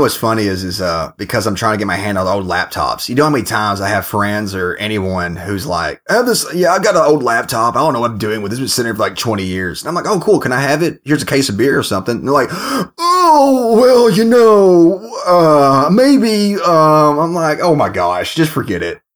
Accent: United States; now in United Kingdom; I'm an American

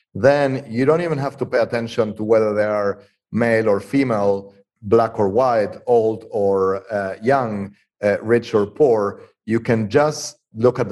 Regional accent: Argentina; moved away; I was born and raised in Argentina

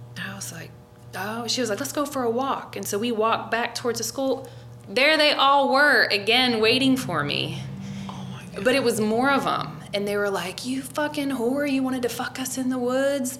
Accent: Forest Park, Ohio, United States; moved away; also born or lived in Colorado; I grew up in Forest Park, and that was one of the suburbs of Cincinnati

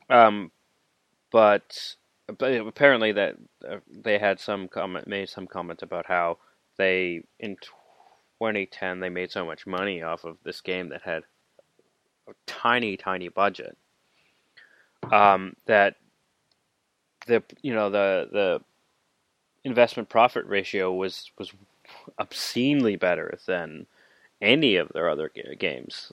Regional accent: Canada; I am Canadian

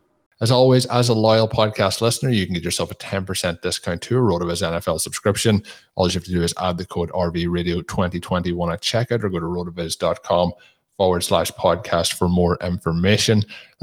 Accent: Ireland; me being an Irish person, there's quite strong Irish accents in it

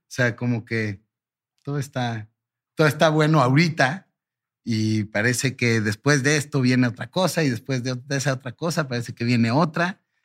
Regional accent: Mexico; mi mamá nació en Turquía, mm. eh, yo soy primera generación mexicano para, para fines prácticos

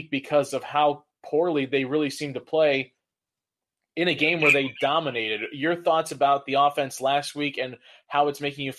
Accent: Ohio, United States; also born or lived in Michigan; now in Detroit area, United States; someone that grew up in Ohio, it already gives me the willies to be living in Michigan as I do, but I'll never call myself a Detroiter

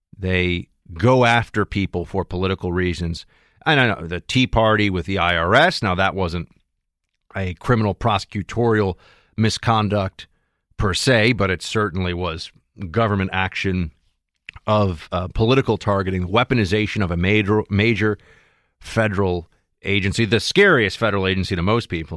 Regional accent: New York City, New York, United States; I was born here. I was born in New York City

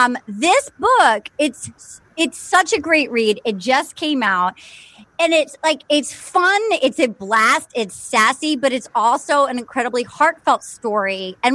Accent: Little Compton, Rhode Island, United States; when Debbie Ryan came to my hometown of Little Compton, Rhode Island, which you can read all about in my upcoming memoir.

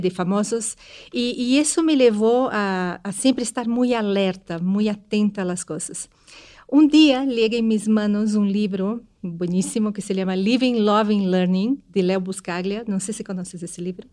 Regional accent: Brazil; moved away; eu sou brasileira

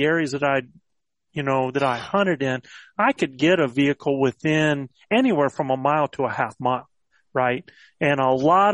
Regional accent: the Carolinas, United States; also born or lived in Virginia; I grew up in the Carolinas

